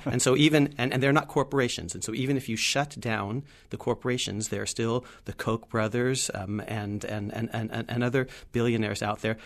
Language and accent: English; California, United States; moved away; I'm from the West. I'm from California